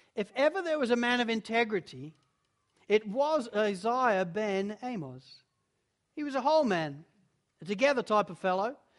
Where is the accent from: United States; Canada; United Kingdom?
United Kingdom; Spalding, East Midlands; I was, I was born in Spalding in Lincolnshire